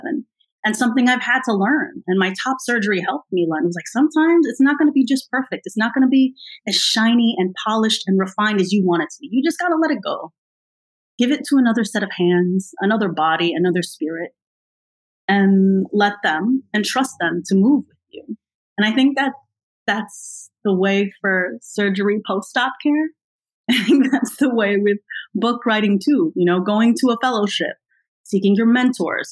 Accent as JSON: {"language": "English", "country": "United States", "said": "I'm American"}